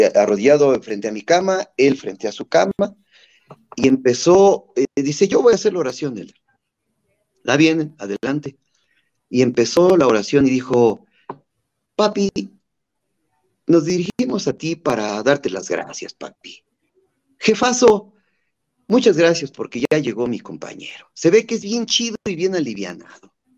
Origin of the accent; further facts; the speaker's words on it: Chapantongo, Hidalgo, Mexico; mi pueblito natal de Chapatongo